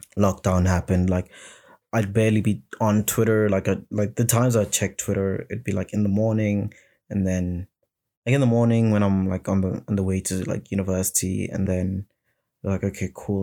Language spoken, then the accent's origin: English; South Africa; my people being South African people and the African people